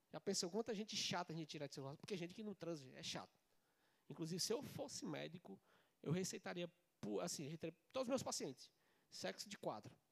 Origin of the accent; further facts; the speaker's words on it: Ceará, Brazil; também sou do Nordeste, eu sou cearense com muita cabeça, quer dizer, com muito orgulho.